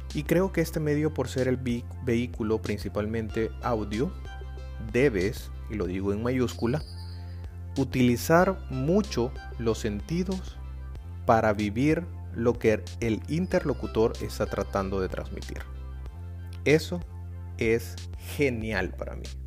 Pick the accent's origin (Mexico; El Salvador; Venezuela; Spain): El Salvador; de El Salvador